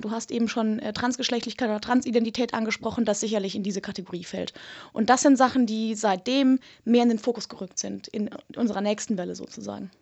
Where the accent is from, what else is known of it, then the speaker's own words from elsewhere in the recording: Germany; wir als Deutsche